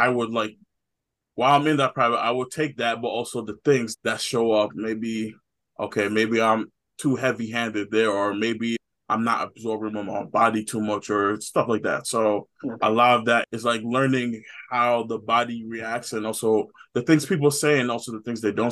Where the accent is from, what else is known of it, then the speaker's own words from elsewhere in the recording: Nigeria; I'm Nigerian